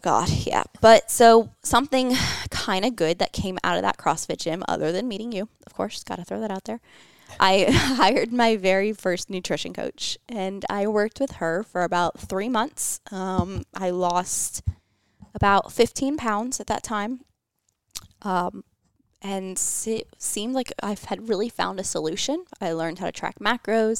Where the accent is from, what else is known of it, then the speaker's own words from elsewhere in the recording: St. Petersburg, Florida, United States; moved away as an adult; also born or lived in Georgia; I was from Saint Pete, Florida. Uh, I was, went to high school there